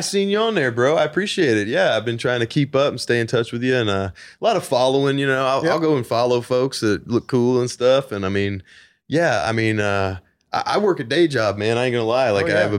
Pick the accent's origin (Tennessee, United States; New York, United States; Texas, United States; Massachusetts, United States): Tennessee, United States; Nashville; I'm original artist from Nashville, Tennessee, baby.